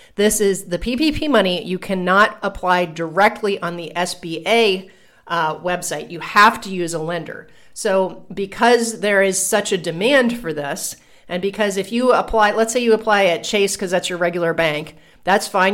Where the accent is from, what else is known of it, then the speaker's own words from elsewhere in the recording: Columbus, Ohio, United States; now in Puerto Rico; when I go back to visit Columbus